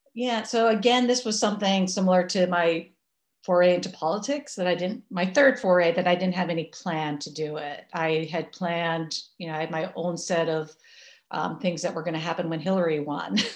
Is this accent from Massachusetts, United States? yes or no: yes; Massachusetts, United States; now in New York, United States; I grew up in Massachusetts